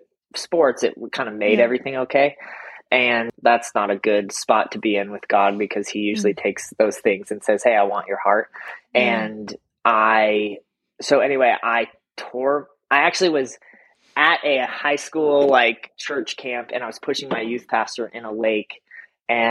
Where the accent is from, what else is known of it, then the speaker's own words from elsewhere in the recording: Colorado, United States; moved away as an adult; also born or lived in Omaha, Nebraska / Oklahoma / Las Vegas; now in Atlanta, United States; I grew up a pastor's kid in Colorado